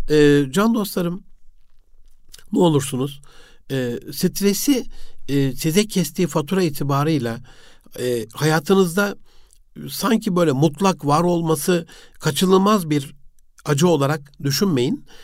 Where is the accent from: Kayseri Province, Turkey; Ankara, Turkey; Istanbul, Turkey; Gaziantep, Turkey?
Gaziantep, Turkey; E, Osmaniye'yi Antep'te doğdum büyüdüm ama e, hayatımın bir 9 yılı orada geçti.